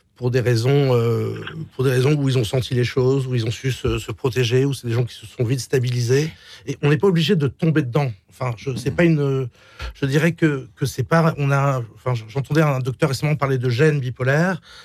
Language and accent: French; Marseille, Provence-Alpes-Côte d'Azur, France; moved away as an adult; also born or lived in Miami / Switzerland; on a grandi à Marseille